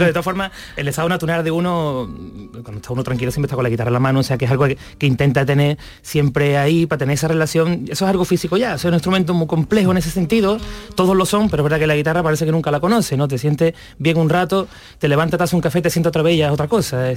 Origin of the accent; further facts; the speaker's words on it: Morón de la Frontera, Andalusia, Spain; el código postal de mi pueblo, 41530